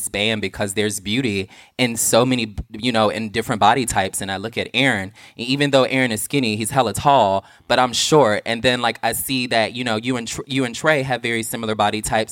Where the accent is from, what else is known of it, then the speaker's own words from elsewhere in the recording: the South, United States; I'm from the South